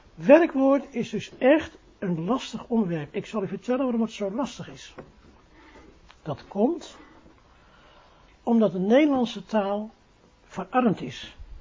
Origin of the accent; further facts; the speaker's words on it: Netherlands; we zijn Nederlanders, we zijn geen Engelsen